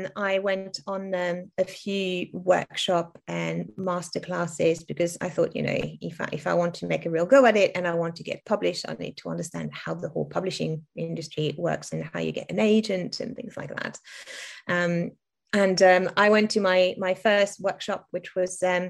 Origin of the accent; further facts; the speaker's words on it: France; English is a second language; moved away; I was born and raised in France, primary school in France